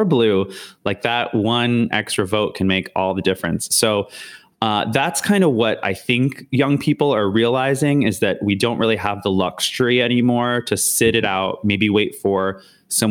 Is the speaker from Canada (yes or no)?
yes; Canada; now in United States; being Canadian